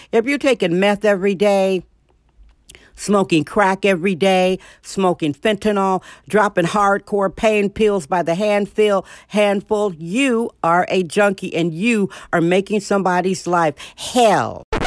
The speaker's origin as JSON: {"language": "English", "town": "Milwaukee", "region": "Wisconsin", "country": "United States", "tie": "born or raised there", "moved": "yes", "said": "Milwaukee, Wisconsin, my hometown"}